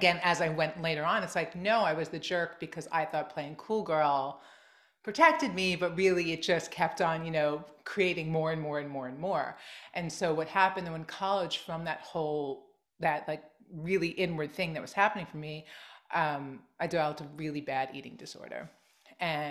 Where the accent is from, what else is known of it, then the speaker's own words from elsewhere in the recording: Long Island, New York, United States; I grew up in Long Island and I never totally fit